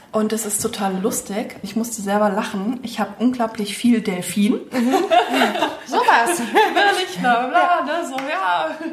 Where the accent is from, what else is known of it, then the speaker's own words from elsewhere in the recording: Bad Kreuznach, Rhineland-Palatinate, Germany; moved away as an adult; now in Mainz, Germany; ursprünglich bin ich eine gebürtige Kreiznacherin